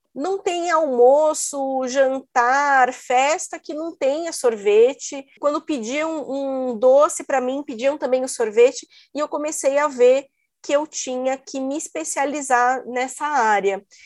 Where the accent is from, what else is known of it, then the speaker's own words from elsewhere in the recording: Brazil; moved away as an adult; also born or lived in Italy; eu saí do Brasil